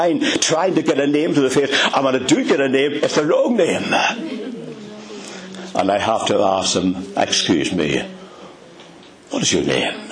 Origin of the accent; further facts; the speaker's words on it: Ulster, Northern Ireland, United Kingdom; accent: Ulster; you shall recognize me by my Ulster accent